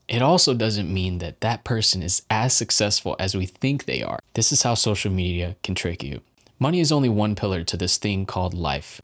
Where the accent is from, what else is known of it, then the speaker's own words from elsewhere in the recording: United States; Growing up in the United States